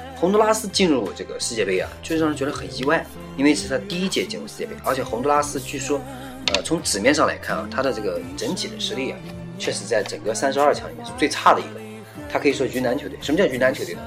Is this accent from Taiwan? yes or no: no; China; 到我们中国来以后